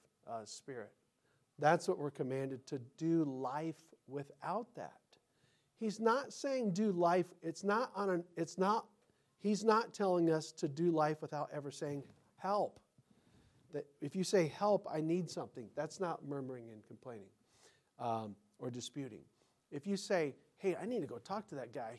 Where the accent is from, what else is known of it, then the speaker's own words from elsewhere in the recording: United States; I'm an American